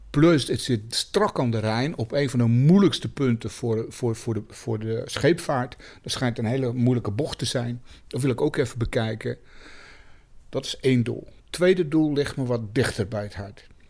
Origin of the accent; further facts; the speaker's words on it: Germany; moved away as an adult; now in Netherlands; Ik ben in Duitsland opgegroeid. Ik heb er heel lang gewoond, ook eh, als, eh, als eh, jonge man.